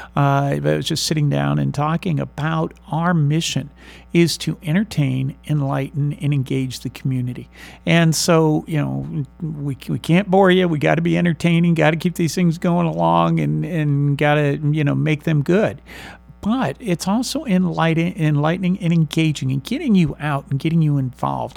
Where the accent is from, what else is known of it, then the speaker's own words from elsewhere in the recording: San Marcos, Texas, United States; I'm not from Missouri. I'm from Texas. I'm from San Marcos